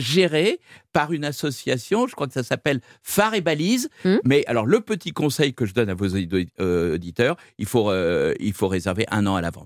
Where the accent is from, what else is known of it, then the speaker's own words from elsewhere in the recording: Brittany, France; en tant que breton